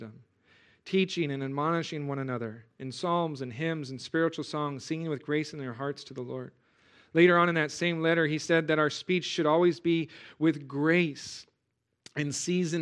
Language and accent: English; California, United States; moved away as an adult; I'm from California. You know, I say dude a lot when I'm talking